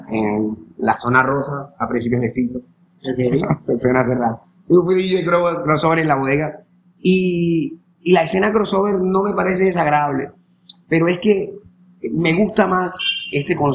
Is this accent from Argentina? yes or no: no; Sincelejo, Sucre, Colombia; Yo soy de aquí y la verdad siempre he vivido aquí. Me encanta mi pueblo. Me encanta Cincelejo.